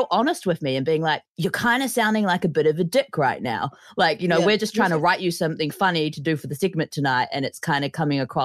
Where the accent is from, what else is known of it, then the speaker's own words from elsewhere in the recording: New Zealand; being a New Zealander